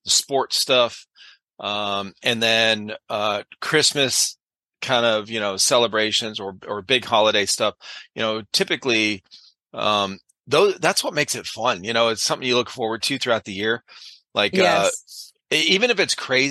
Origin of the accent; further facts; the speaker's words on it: Cleveland, Ohio, United States; growing up in the Cleveland area where I did